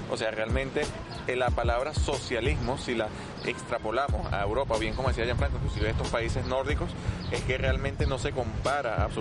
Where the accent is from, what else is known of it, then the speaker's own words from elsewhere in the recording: Venezuela; sobre todo los que venimos de Venezuela, de Latinoamérica, eh, lo asociamos directamente con la situación que ocurrió allá en Venezuela